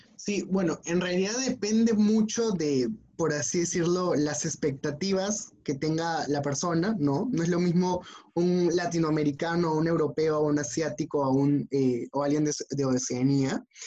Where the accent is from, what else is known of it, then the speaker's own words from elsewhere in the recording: Peru; como buen peruano, como buenos latinoamericanos